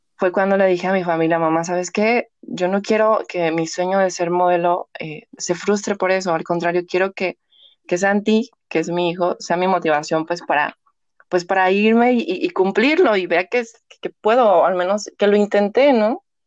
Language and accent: Spanish; Mexico; el 50% somos mexicanas